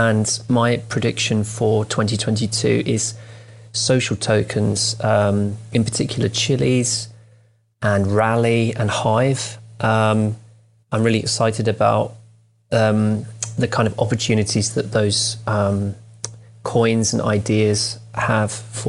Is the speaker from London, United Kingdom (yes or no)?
yes; London, United Kingdom; I'm from London in the UK.